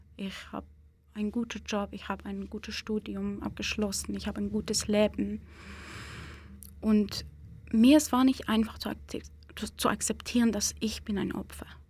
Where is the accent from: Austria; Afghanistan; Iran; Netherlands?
Iran; German is a second language; now in Switzerland; ich eine Iranerin bin. Es ist wahrscheinlich wegen meiner äh, Nationalität